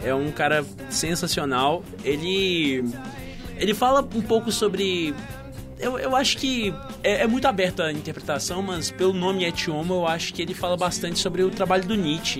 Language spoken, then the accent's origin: Portuguese; Patos de Minas, Minas Gerais, Brazil; moved away; minha cidade natal, né? Eu sou de Patos de Minas